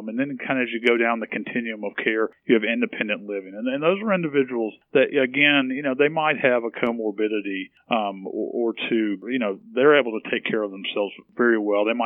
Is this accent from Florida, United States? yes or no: no; Nashville, Tennessee, United States; moved away; I'm from Tennessee originally